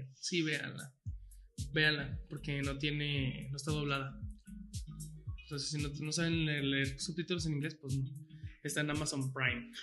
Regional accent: San Pedro Tlaquepaque, Jalisco, Mexico; yo que soy de Tlaquepaque

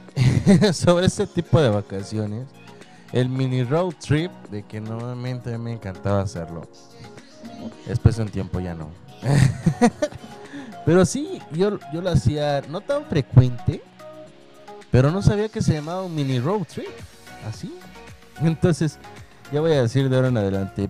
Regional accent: Tampico, Tamaulipas, Mexico; moved away; cuando voy de vacaciones allá a mi tierra, en Tampico, Tamaulipas

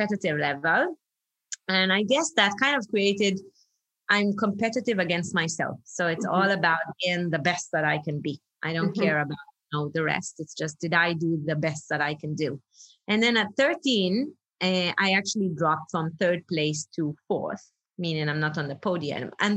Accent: Israel; moved away as an adult; now in Singapore; I'm originally from Israel. I always joke that I'm made in England, born in Israel, because literally my parents are British

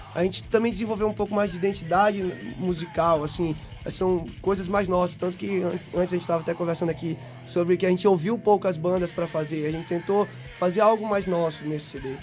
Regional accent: São Luís, Maranhão, Brazil; a gente é de São Luís do Maranhão, é do Nordeste ainda aí

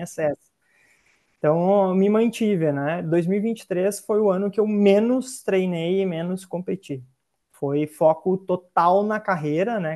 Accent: Sapiranga, Rio Grande do Sul, Brazil; Eu sou de Sapiranga, né, que fica uns 60, 70 quilômetros de Porto Alegre.

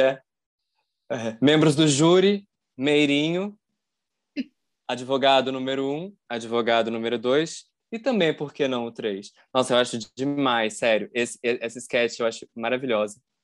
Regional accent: interior of Paraná, Brazil; eu sou do interior do Paraná

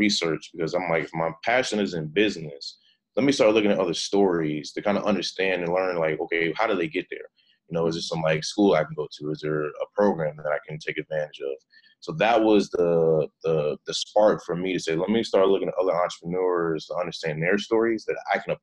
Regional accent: Cleveland, Ohio, United States; moved away as an adult; now in Austin, United States; I'm originally from Cleveland, Ohio. Moved to Austin March of 2015.

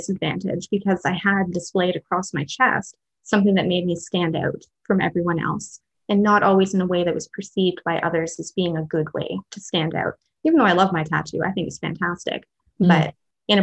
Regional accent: Canada; I'm also like fifth generation Canadian. So I'm pretty separate from my cultural background at this point. I grew up in a small town, and that's kind of my connection to culture at this point

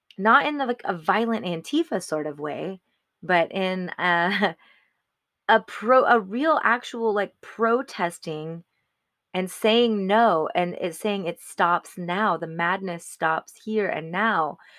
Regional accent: Arizona, United States; moved away as an adult; we came to Arizona, back, back to my home state

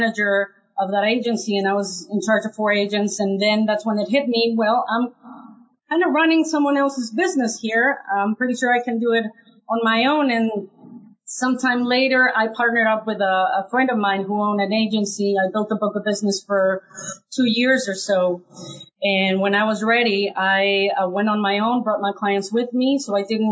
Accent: Mexico; now in United States; My very first job here in the United States, I'm originally from Mexico

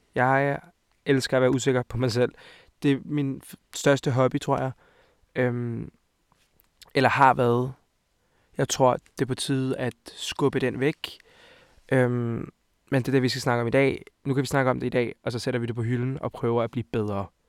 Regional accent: Hvidovre, Capital Region of Denmark, Denmark; also born or lived in Montenegro; Jeg er 20 år gammel og kommer fra Hvidovre af. Og Montenegro af. Så jeg er halv-halv.

